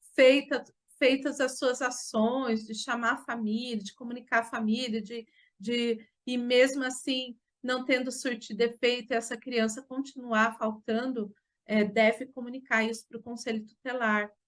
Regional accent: Jacareí, São Paulo, Brazil; sou aqui de Jacareí, no estado de São Paulo.

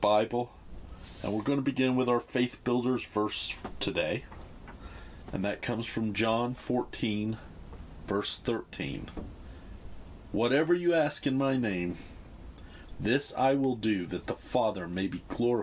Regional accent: United States; moved away; in my home country

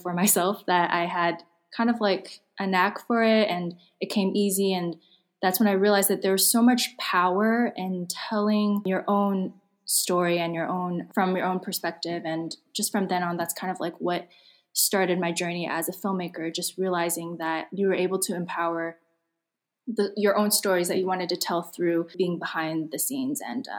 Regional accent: California, United States; Growing up, I listened to a lot of like pop culture in America. I grew up in Silicon Valley, listened to a lot of like R&B, hip hop.

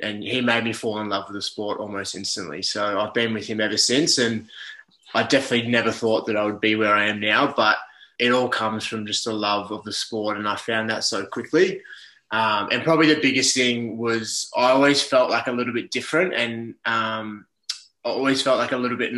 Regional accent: Melbourne, Victoria, Australia; now in Gold Coast, Australia; I'm currently based up in the Gold Coast. So I'm originally from Melbourne

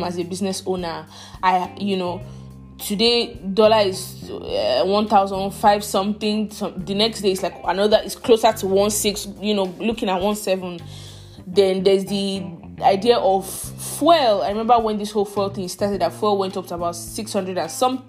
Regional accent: Nigeria; I'm Nigerian. I love my country

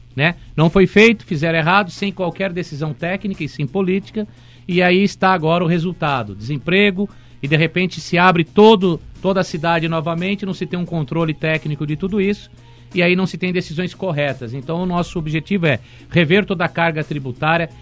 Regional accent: Atibaia, São Paulo, Brazil; Sou nascido em Atibaia, tenho 42 anos

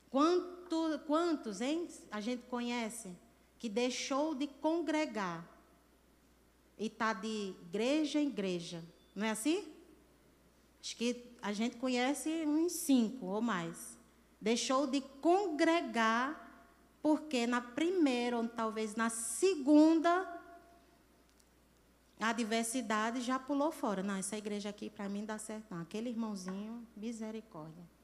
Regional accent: Natal, Rio Grande do Norte, Brazil; moved away; principalmente lá em São Carlos, que foi a minha primeira cidade que eu saí de Natal e fui para São, São Carlos, em São Paulo

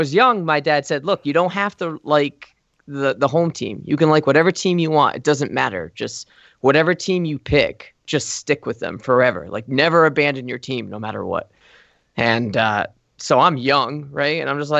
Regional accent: Providence, Rhode Island, United States; So I'm born and raised in Providence, Rhode Island, and I was raised as like the most anti-New England household ever in New England, right?

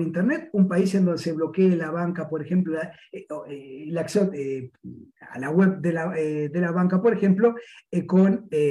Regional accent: Uruguay

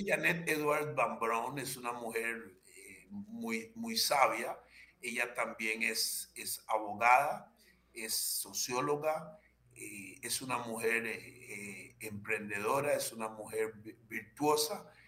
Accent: Limón, Costa Rica; also born or lived in Matina, Limón / San José / La Unión de Tres Ríos, Cartago; yo adquirí conciencia de mí mismo eh, en, en, el cantón central de la provincia de Limón

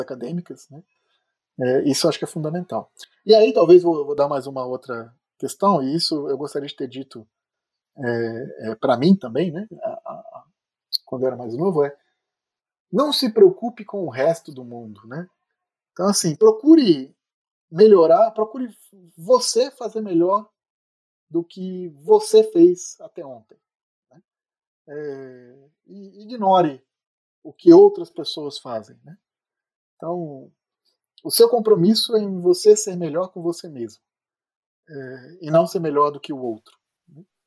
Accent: Brazil; also born or lived in Philadelphia, United States; como bom brasileiro

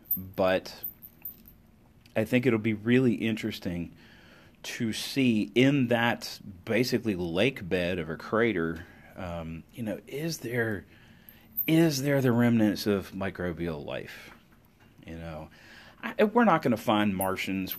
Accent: United States; as an American

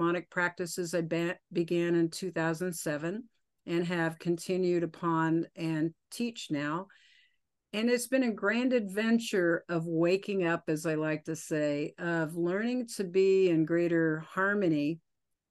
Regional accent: Oklahoma, United States; now in Colorado, United States; I grew up in Oklahoma and I live in Colorado now

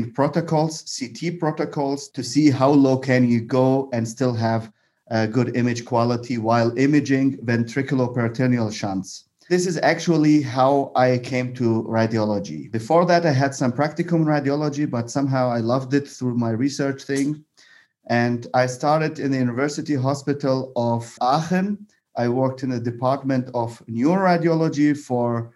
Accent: Baghdad, Baghdad Governorate, Iraq; English is a second language; moved away as an adult; also born or lived in Bonn, Germany; now in Germany; I am originally from Iraq. So my journey actually is not in Germany. My journey begins in Iraq. I did my high school in Baghdad. And then I moved to Germany

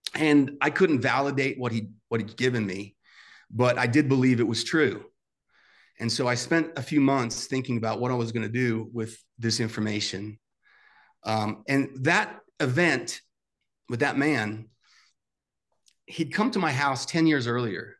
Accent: New York City, New York, United States; I grew up in Staten Island, New York

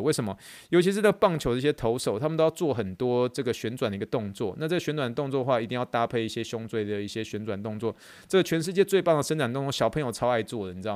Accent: Taiwan; 我以前在国中、高中的时候，我们都是用侧背的一个背包。那，那没有办法，因为以前你知道在台湾念国高中的时候

